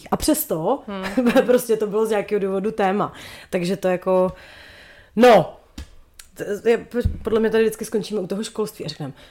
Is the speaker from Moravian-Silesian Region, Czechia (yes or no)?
no; Ústí nad Labem Region, Czechia; jsem z Ústeckého